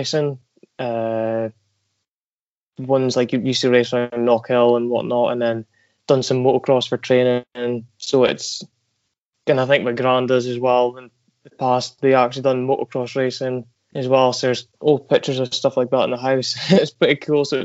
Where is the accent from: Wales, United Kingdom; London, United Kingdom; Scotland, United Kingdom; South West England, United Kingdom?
Scotland, United Kingdom; Aberdeen; I was born in Aberdeen, northeast of Scotland. And I've stayed here all my life